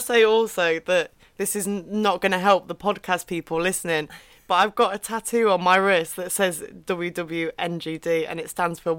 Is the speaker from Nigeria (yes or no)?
no; Derbyshire, East Midlands, United Kingdom; I'm from Derbyshire. Mm-hmm. So the Midlands. Mm-hmm. So not north, not south, right smack bang in the middle of the UK.